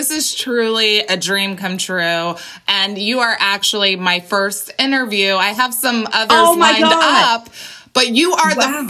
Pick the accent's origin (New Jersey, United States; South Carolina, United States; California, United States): California, United States; Colton; I grew up in Colton, California. Southern California.